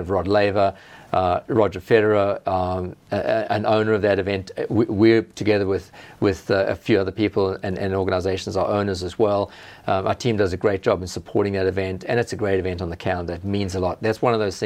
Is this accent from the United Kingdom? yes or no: no; South Africa; now in Australia; I have family back in South Africa.